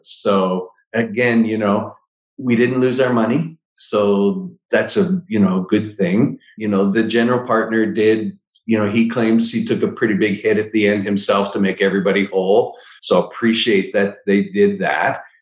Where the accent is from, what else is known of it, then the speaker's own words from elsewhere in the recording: Niagara Falls, Ontario, Canada; moved away; I'm from Niagara Falls, Canada originally